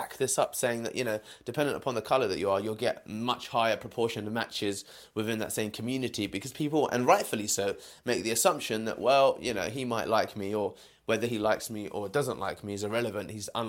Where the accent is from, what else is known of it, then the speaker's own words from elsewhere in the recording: United Kingdom; I am a British Indian male, that's obvious